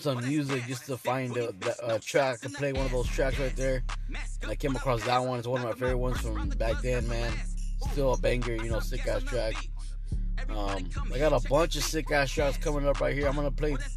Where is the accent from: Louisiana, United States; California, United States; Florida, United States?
California, United States; Orange County; That's where I'm from, guys. I'm from Orange County